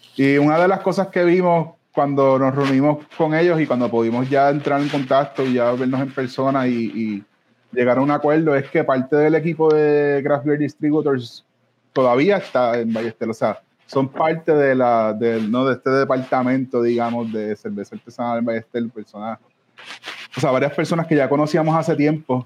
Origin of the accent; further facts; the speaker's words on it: Ponce, Puerto Rico; moved away; yo también soy de Ponce originalmente, aunque no viva ya hace tanto, mucho tiempo ya.